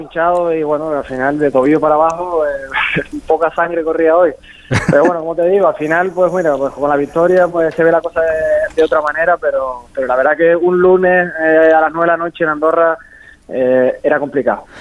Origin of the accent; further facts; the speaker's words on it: Santa Cruz de Tenerife, Canary Islands, Spain; moved away; yo soy canario